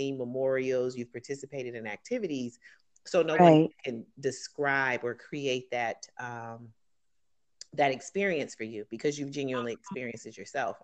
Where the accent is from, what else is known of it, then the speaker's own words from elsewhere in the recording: Detroit, Michigan, United States; moved away; growing up in Detroit, predominantly African-American